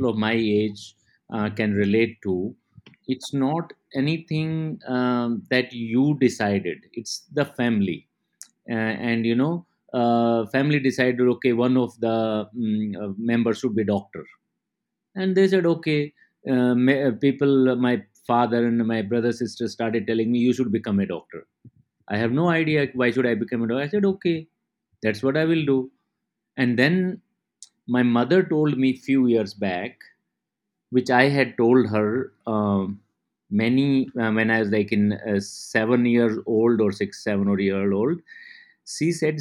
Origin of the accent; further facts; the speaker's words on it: Mandola, Haryana, India; moved away; I come from a very small rural agricultural part of India, and Haryana is a small village called Mandola. And while growing up, I did all the agricultural work